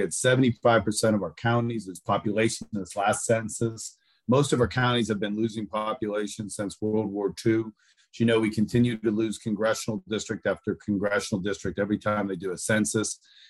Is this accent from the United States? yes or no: yes; Aliquippa, Pennsylvania, United States; I'm from Aliquippa, Pennsylvania, which is an old steel town, and we have a history of growing tough people.